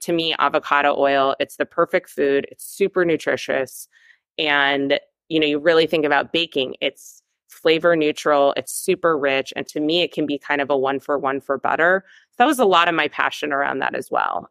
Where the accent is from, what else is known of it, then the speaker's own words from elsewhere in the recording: Los Angeles, California, United States; now in New York City, United States; growing up in Los Angeles, California, actually, Mrs. Gooch was my neighbor growing up